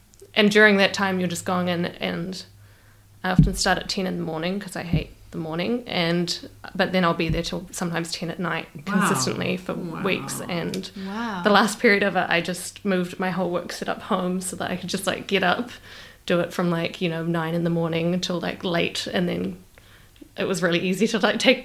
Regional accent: New Zealand; I'm from New Zealand.

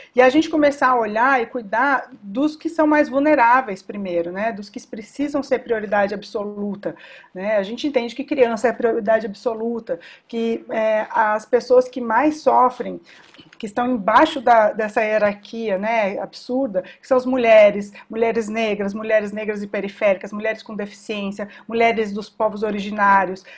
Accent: São Paulo, Brazil; todos nós somos aqui de São Paulo

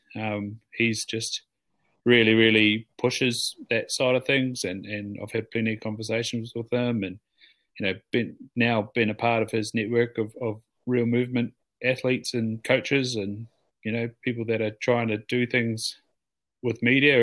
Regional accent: Southland, New Zealand; moved away as an adult; also born or lived in Auckland / Waikato; growing up in Southland

